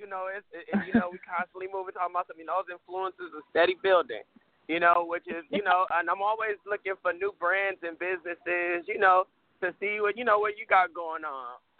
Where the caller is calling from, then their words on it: Los Angeles, California, United States; I am calling from Los Angeles, California. Los Angeles, Hollywood.